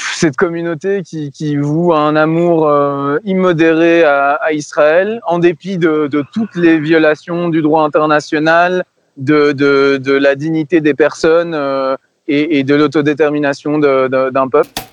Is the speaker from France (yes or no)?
no; Belgium; je suis belge